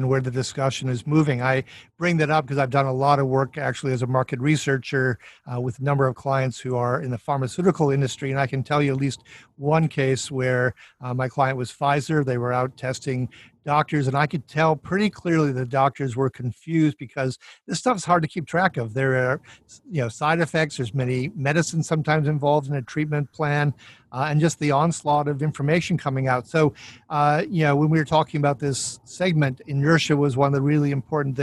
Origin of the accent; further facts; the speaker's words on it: Minnesota, United States; I'm from Minnesota